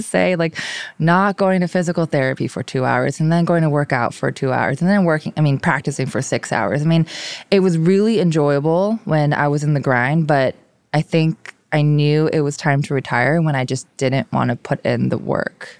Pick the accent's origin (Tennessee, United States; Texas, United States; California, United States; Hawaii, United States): Hawaii, United States; first language Korean; English is a second language; moved away; I grew up in Hawaii